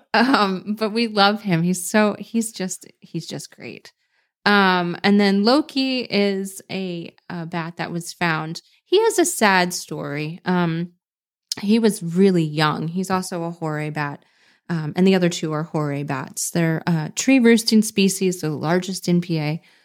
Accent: Pennsylvania, United States; also born or lived in San Diego, California; I moved back to my home state of Pennsylvania

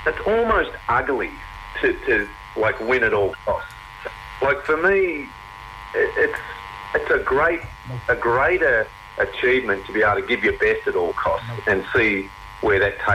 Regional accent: Lake Eildon, Victoria, Australia; moved away; I was originally from Lake Eildon.

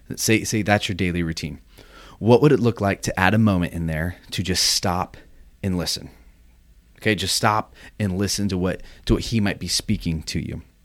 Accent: Orange County, California, United States; moved away as an adult; also born or lived in Michigan; I grew up in Orange County

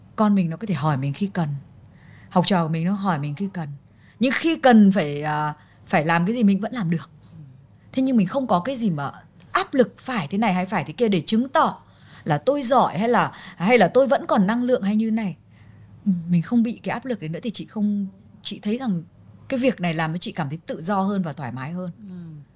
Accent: Vietnam; tâm hồn mình vẫn là người Việt Nam

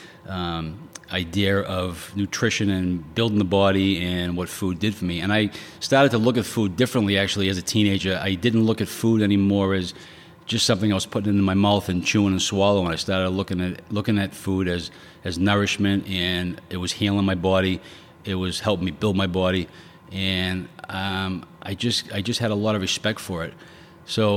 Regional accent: Quincy, United States; I grew up in Quincy. Remember Quincy guy? Born and raised

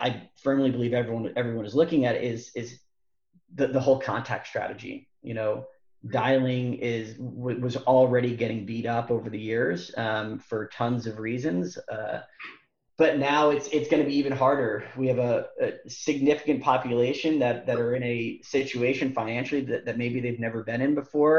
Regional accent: New Jersey, United States; moved away; also born or lived in Bay Area, California; We're originally from New Jersey

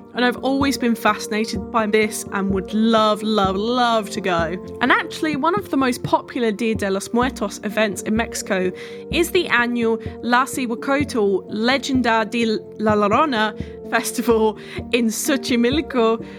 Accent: England, United Kingdom; I am from England.

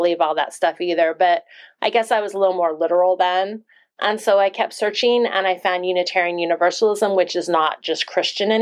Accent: Monmouth, Oregon, United States; I grew up from age 4 in a small town called Monmouth in Oregon

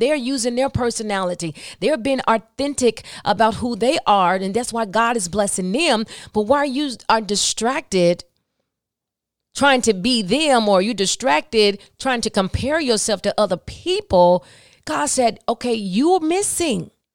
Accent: the South, United States; I'm from the South

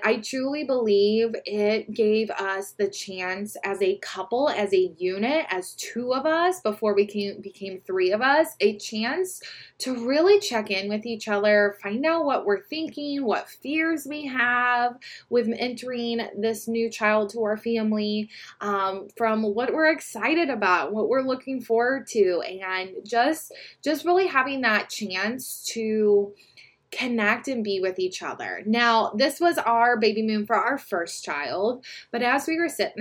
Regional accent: Midwest, United States; I'm from the Midwest

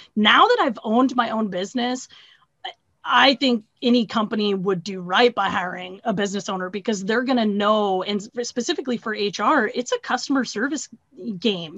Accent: Pacific Northwest, United States; now in Iowa, United States; I'm originally from the Pacific Northwest, but I'm based out of Iowa here.

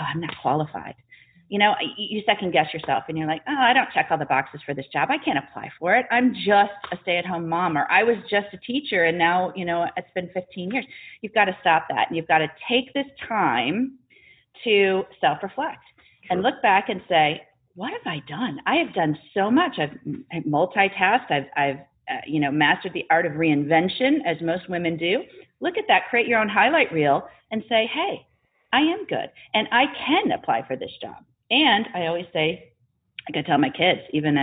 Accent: Wisconsin, United States; moved away as an adult; also born or lived in Indianapolis; I'm a Wisconsin girl, born and bred.

